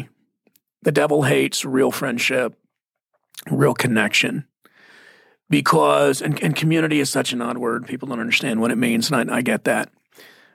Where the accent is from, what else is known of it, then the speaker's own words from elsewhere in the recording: Mesquite, Texas, United States; I'm from Mesquite, Texas